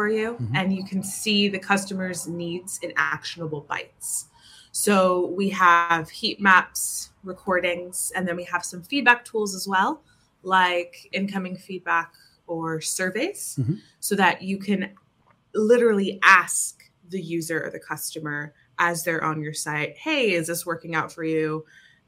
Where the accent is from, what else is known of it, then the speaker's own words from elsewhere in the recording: New Jersey, United States; moved away as an adult; also born or lived in Ireland / Barcelona; now in London, United Kingdom; I'm from New Jersey originally. I moved to Ireland about 7 years ago